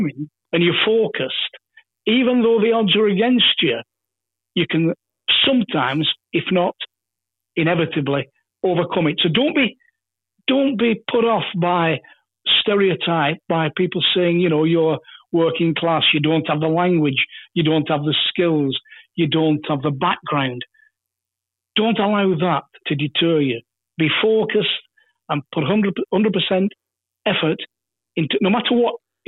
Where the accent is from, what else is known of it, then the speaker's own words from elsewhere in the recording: England, United Kingdom; As a young lad growing up in England